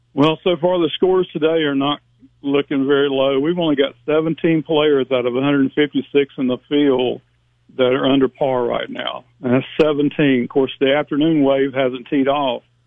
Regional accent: Shelby, North Carolina, United States; we're from Shelby, North Carolina

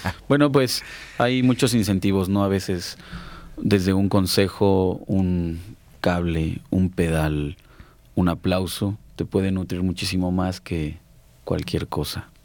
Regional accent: Mexico City, Mexico; moved away as an adult; now in Aguascalientes, Mexico; de niño en la Ciudad de México

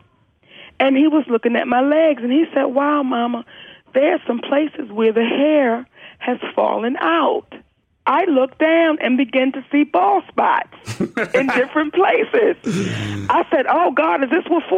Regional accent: Baltimore, Maryland, United States; I'm from Baltimore, Maryland

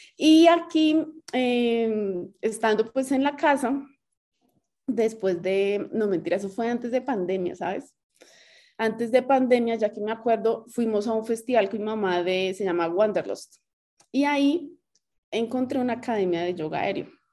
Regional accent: Bogotá, Colombia; now in Cajicá, Colombia; soy de Bogotá, feliz aquí ahora en Cajica.

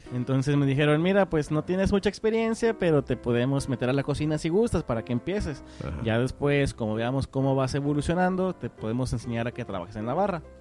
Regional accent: San Luis Potosí, Mexico; now in Houston, United States; Me discrimina el marciano por ser de San Luis.

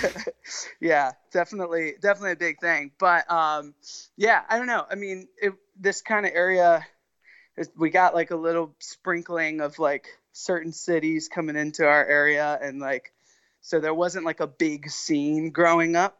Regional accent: Winchester, Virginia, United States; I'm from Winchester, Virginia, which is in the Shenandoah Valley of Virginia

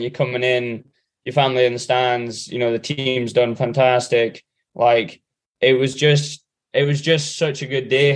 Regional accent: England, United Kingdom; me, Sam, and Alex being the English guys

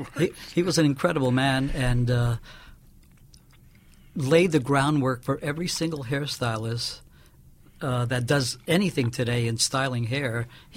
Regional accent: New York City, New York, United States; I came from Brooklyn, New York.

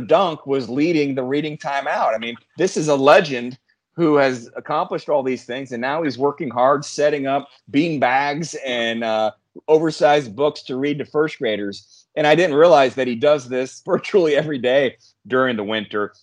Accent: Peru, Indiana, United States; moved away as an adult; also born or lived in Hazard, Kentucky; Kyle Macy, who's from my hometown, Peru, Indiana

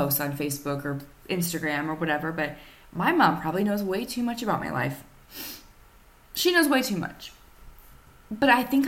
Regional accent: Nemaha County, near Johnson and Auburn, Nebraska, United States; I was born in Nemaha County.

